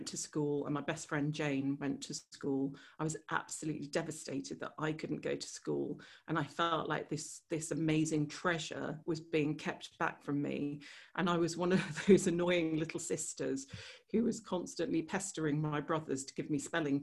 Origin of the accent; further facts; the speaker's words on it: England, United Kingdom; there was always this sort of strange fit with being English or being British and being Serbian or being Yugoslav